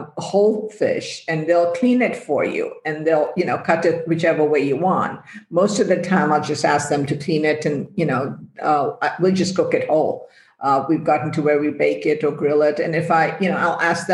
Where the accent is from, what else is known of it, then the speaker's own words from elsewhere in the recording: Mumbai, Maharashtra, India; moved away as an adult; also born or lived in Atlanta, United States; now in Tavira, Portugal; an Indian person